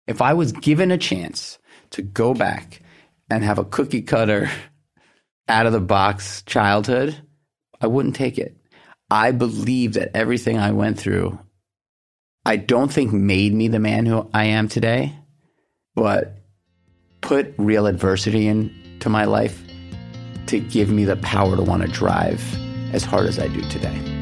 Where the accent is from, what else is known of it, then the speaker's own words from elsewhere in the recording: New York City, New York, United States; I grew up in Manhattan